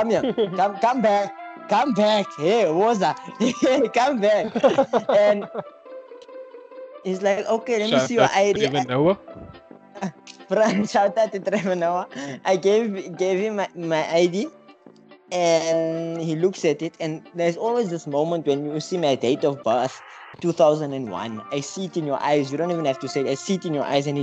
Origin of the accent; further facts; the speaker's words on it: South Africa; I'm from South Africa